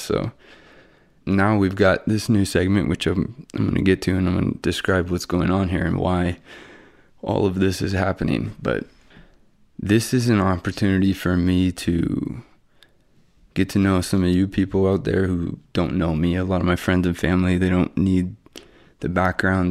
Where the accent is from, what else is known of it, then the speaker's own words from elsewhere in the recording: Bellingham, Washington, United States; also born or lived in Pullman, Washington; now in Spokane, United States; I'm from Bellingham, Washington. Went to, um, Seahome High School